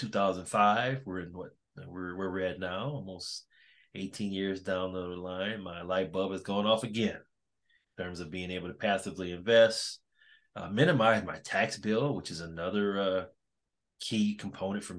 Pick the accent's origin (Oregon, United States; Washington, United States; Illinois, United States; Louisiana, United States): Louisiana, United States; 30 miles west of New Orleans, South; now in Pittsburgh, United States; I'm from South Louisiana. I grew up 30 miles west of New Orleans